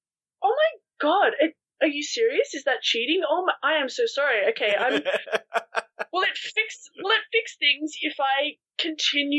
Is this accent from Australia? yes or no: yes; Australia